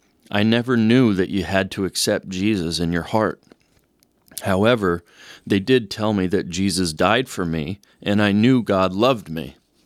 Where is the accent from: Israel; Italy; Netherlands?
Italy; Sicily; now in United States; I came from Sicily, Italy. We were a small community, and if a person did wrong, they were looked upon as a castaway. I loved my town and the people. We were poor, but we were proud of our heritage and culture.